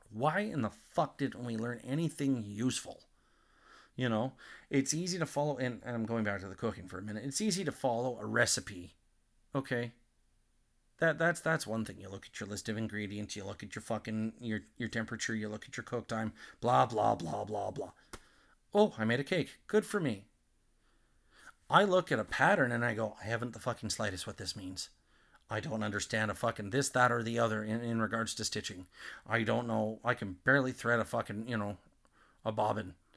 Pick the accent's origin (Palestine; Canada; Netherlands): Canada; Nanton, Alberta; growing up in Nanton at that time